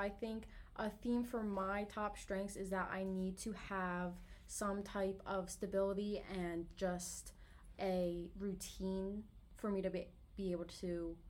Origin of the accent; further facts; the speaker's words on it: Pennsylvania, United States; I'm from PA.